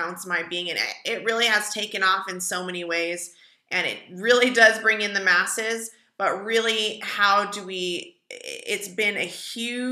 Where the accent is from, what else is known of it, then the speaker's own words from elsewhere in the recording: Colorado, United States; also born or lived in Fort Collins, Colorado / Long Beach, California; I was born in Fort Collins, Colorado, but shortly after that moved to Long Beach, California, with my mom and dad